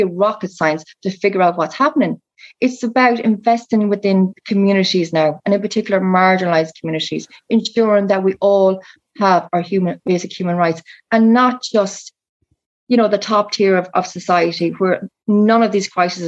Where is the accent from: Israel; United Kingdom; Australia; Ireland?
Ireland; I'm an Irish traveller